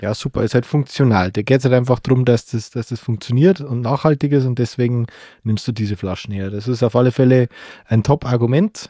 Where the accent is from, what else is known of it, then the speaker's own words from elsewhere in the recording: Bavaria, Germany; bei uns in Bayern